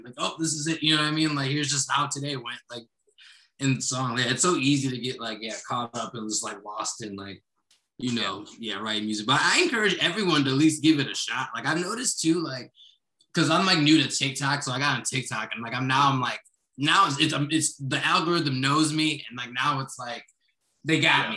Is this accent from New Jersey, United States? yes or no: no; Kenosha, Wisconsin, United States; also born or lived in Florida / Chicago; now in Milwaukee, United States; I was raised for the most part in Kenosha.